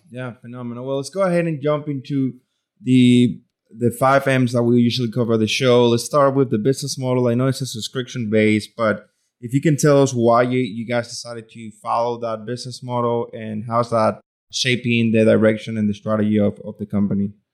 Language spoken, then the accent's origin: English; Venezuela; now in Louisiana, United States; I grew up in Venezuela